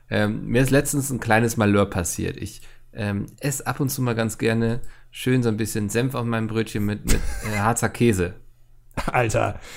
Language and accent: German; Bautzen, Saxony, Germany; oh Mann, der arme Bautzner, ich komme selbst aus Bautzen.